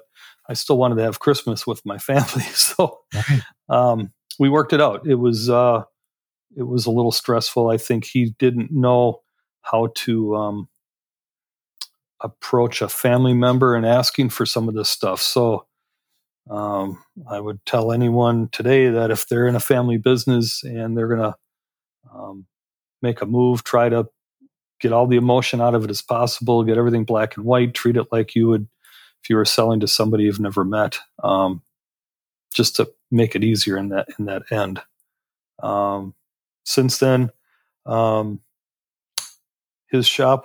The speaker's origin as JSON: {"language": "English", "area": "Door County", "region": "Wisconsin", "country": "United States", "tie": "born or raised there", "also_born_or_lived": "Chicago, Illinois", "said": "my father decided that it wasn't where he wanted to raise the family, moved us up here to Door County, Wisconsin"}